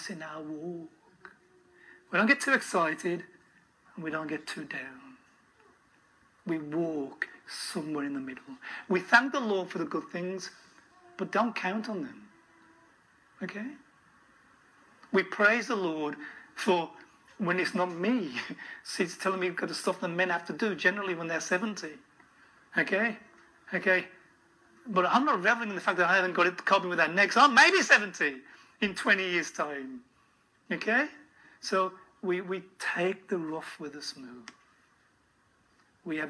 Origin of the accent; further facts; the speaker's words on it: Birmingham, West Midlands, United Kingdom; moved away as an adult; also born or lived in Kent / North Wales; now in Adelaide, Australia; I was completely out of place as a Brummie